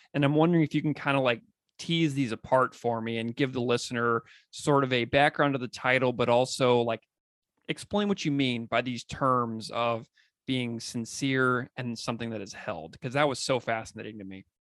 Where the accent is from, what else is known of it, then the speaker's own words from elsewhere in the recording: St. Louis, Missouri, United States; my hometown at the Danforth Center on Religion and Politics at Washington University in St. Louis